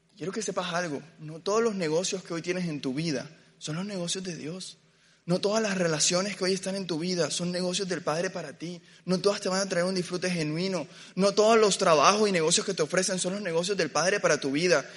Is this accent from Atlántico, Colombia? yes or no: yes; Barranquilla, Atlántico, Colombia; Yo crecí en Barranquilla